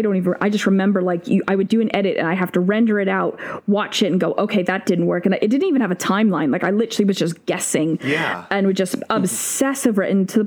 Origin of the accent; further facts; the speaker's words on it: Great Plains, United States; also born or lived in Tacoma, Washington / Oklahoma / Kansas / Texas; I was born in Tacoma, Washington, because my dad was stationed at Fort Lewis. Then I moved, and as a kid, I lived in Oklahoma, Kansas, Texas, all over the place, kind of in the central states, the plain states.